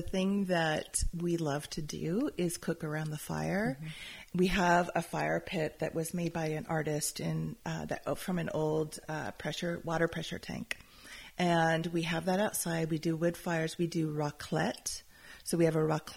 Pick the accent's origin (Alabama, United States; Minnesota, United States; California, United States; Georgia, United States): California, United States; Calistoga; the property where I grew up in Calistoga